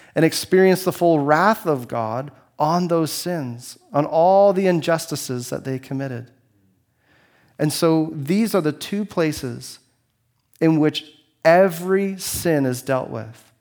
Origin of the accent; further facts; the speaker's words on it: Canada; I only have one passport. It says, it says that I'm Canadian